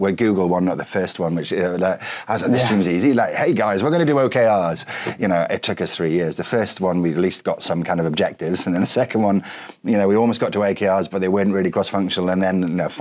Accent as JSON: {"language": "English", "region": "Wales", "country": "United Kingdom", "said": "I'm Welsh"}